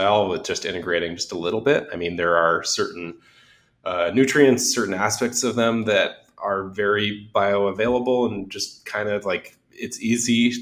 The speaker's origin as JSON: {"language": "English", "town": "Los Angeles", "region": "California", "country": "United States", "tie": "born or raised there", "said": "I grew up in Los Angeles"}